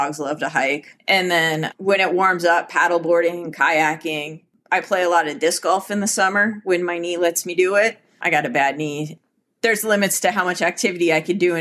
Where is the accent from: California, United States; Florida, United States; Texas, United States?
California, United States; Southern; now in Minnesota, United States; I grew up in Southern California surfing